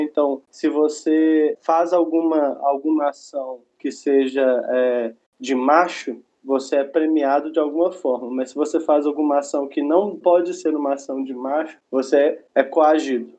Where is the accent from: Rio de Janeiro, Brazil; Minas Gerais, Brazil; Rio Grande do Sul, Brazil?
Minas Gerais, Brazil; Belo Horizonte; eu sou é, de Belo Horizonte, Minas Gerais